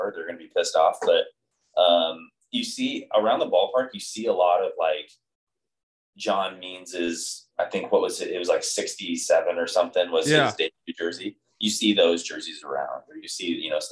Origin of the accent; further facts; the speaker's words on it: Arizona, United States; Growing up in Arizona